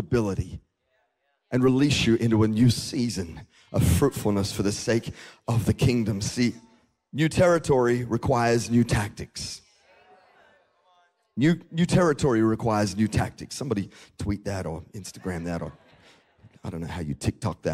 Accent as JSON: {"language": "English", "country": "Australia", "tie": "born or raised there", "moved": "as an adult", "lives_now": "United States", "said": "we moved from Australia to the United States in 2012. And I'd grown up my whole life in a country where I drove on, you know, on the right side of the road, or the left side of the road."}